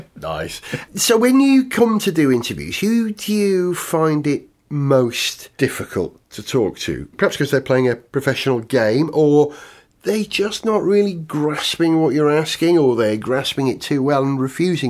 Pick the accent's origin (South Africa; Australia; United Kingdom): United Kingdom; As a Brit